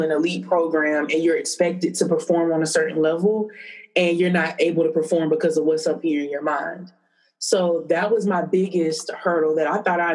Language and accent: English; Tallahassee, Florida, United States; I'm born and raised in Tallahassee